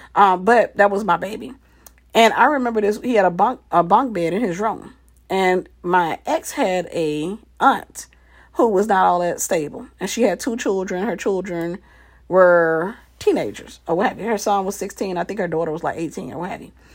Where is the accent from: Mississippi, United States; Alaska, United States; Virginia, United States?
Mississippi, United States; we were growing up in Mississippi in this little city